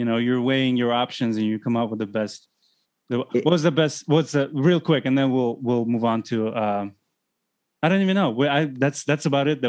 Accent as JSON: {"language": "English", "town": "Baku", "country": "Azerbaijan", "tie": "born or raised there", "also_born_or_lived": "Los Angeles / Chicago", "moved": "yes", "said": "I've lived in bigger cities like, LA, Chicago, and growing up in Baku, Azerbaijan"}